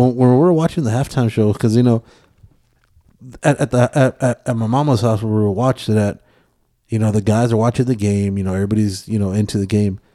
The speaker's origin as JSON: {"language": "English", "region": "Texas", "country": "United States", "said": "I am from Texas"}